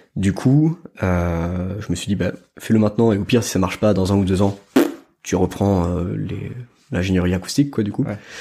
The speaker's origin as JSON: {"language": "French", "country": "France", "said": "quand on est français"}